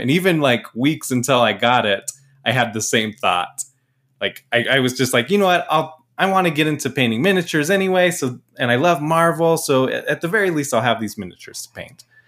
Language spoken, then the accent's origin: English; Mesa, Arizona, United States; moved away; also born or lived in Portland; I was born in Mesa